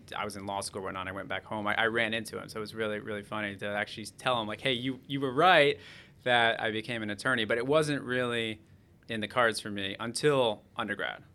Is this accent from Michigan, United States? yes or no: no; Tucson, Arizona, United States; I'm also from Tucson, Arizona, so I grew up around the whole uh, basketball environment